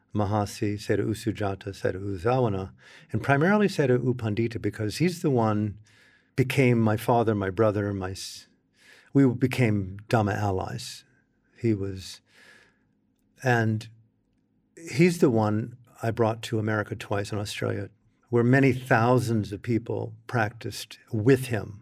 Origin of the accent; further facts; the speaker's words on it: United States; as an American in the cultural setting that I came from